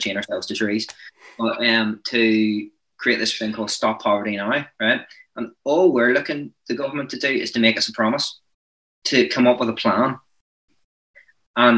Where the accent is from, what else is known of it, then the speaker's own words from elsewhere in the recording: Northern Ireland, United Kingdom; I'm from Northern Ireland